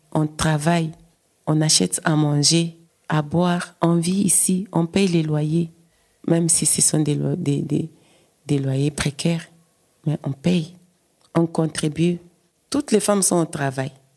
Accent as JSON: {"language": "French", "country": "DR Congo", "moved": "as an adult", "lives_now": "Belgium", "said": "Je viens de la République démocratique du Congo. J'ai vu que les choses ne tournaient pas bien et il n'y avait pas moyen de vivre dans mon pays et j'ai aussi quitté"}